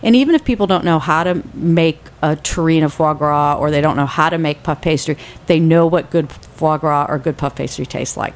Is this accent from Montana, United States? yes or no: no; Corning, New York, United States; now in San Francisco, United States; I actually grew up on the east coast of the United States in Corning, New York, near Cornell and Ithaca